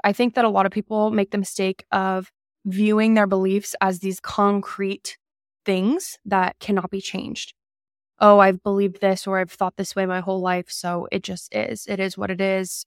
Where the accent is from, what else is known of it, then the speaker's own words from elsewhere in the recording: Calabasas, California, United States; I grew up in Calabasas